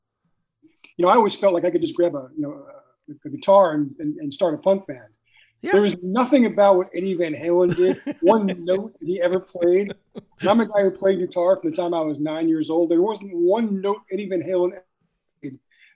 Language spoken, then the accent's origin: English; Long Island, New York, United States; I grew up on Long Island